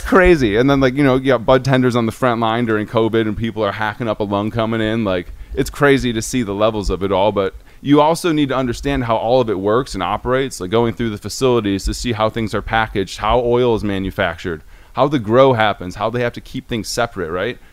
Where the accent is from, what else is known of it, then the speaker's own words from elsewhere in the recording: Detroit, Michigan, United States; I am a Detroiter, um, a Michigander, born and raised